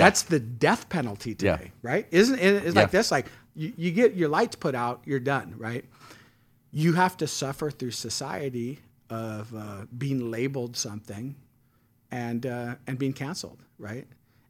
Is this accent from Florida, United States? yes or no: no; San Francisco, California, United States; So, like, I grew up in San Francisco, and I was adopted.